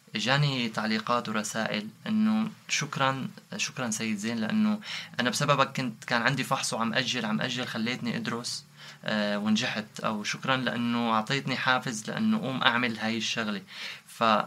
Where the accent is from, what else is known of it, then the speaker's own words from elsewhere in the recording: Syria; moved away as an adult; now in Istanbul, Turkey; من من سوريا أنا كنا جروب نغني راب